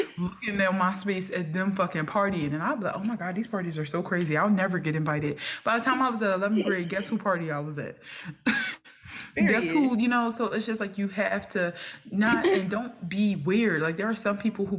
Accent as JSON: {"language": "English", "town": "Philadelphia", "region": "Pennsylvania", "country": "United States", "tie": "born or raised there", "said": "I was coming from North Philly again, from kindergarten to eighth grade"}